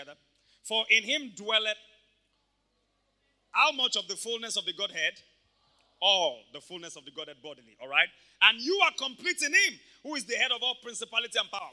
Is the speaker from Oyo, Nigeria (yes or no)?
yes; Ibadan, Oyo, Nigeria; I grew up in Mokola